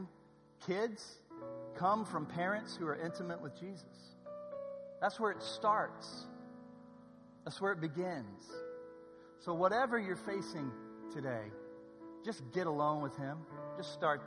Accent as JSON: {"language": "English", "region": "Southern California", "country": "United States", "said": "I'm from SoCal"}